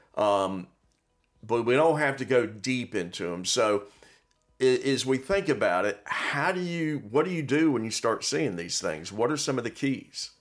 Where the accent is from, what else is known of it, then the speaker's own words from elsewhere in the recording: Miami, Florida, United States; I grew up in Miami, and I remember we'd have hurricanes